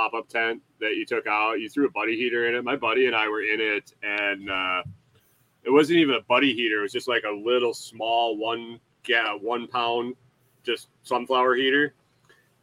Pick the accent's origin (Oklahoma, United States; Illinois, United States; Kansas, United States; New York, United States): New York, United States; Western; now in Minnesota, United States; I grew up in Western New York where it was pretty hilly, like Finger Lakes